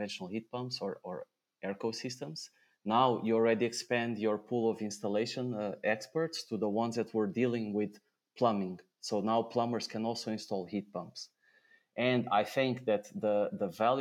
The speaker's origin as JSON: {"language": "English", "country": "Portugal", "tie": "born or raised there", "also_born_or_lived": "Switzerland", "moved": "as an adult", "lives_now": "Netherlands", "said": "my home country, Portugal"}